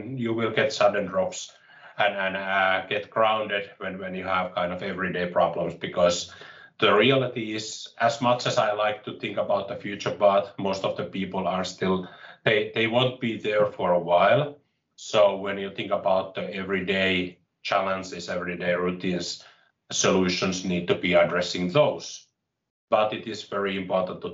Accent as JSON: {"language": "English", "country": "Finland", "tie": "born or raised there", "said": "I'm from Finland, and I was born here and I have lived here, so I haven't lived abroad at any point of time"}